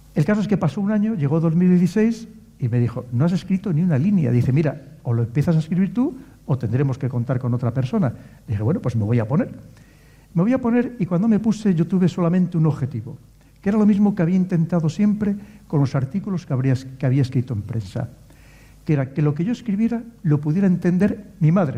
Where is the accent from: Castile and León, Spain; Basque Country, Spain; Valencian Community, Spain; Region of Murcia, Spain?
Castile and León, Spain; León; Yo como soy de León